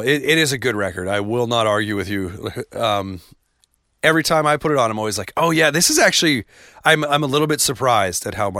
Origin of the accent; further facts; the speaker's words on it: Canada; but Stuck Out Here, being Canadian, there were like references that I got that I was like, ah, that's pretty cool.